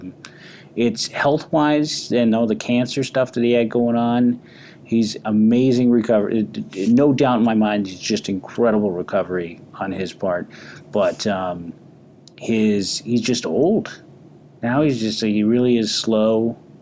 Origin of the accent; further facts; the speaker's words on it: San Francisco, California, United States; moved away; I'm born and raised in San Francisco, so it's a great homecoming for me